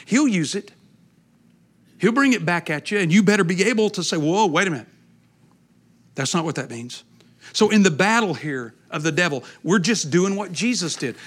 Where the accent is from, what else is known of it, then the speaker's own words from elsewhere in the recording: East Texas, United States; I'm from East Texas